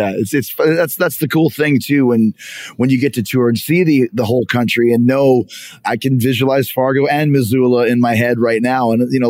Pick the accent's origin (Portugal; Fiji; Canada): Canada; I'm from Canada, and obviously that was a huge part of our comedic culture.